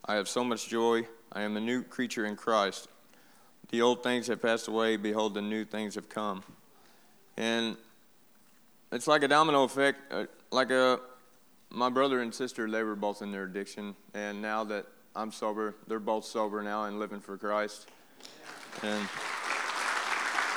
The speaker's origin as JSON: {"language": "English", "town": "Poplar Bluff", "region": "Missouri", "country": "United States", "tie": "born or raised there", "said": "I grew up right here in Poplar Bluff"}